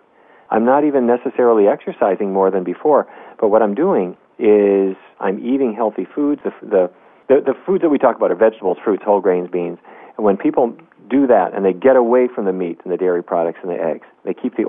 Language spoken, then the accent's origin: English; North Dakota, United States; When I was a kid growing up in North Dakota, we didn't eat anything